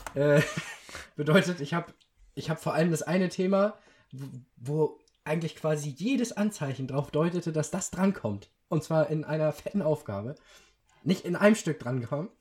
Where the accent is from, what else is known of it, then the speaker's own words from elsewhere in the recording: Schleswig-Holstein, Germany; bei uns in Schleswig-Holstein